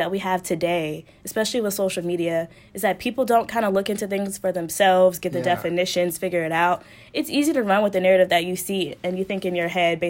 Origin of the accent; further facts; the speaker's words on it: Colorado, United States; I grew up in Colorado. I'm a military child, so Colorado, I was there for most of my life.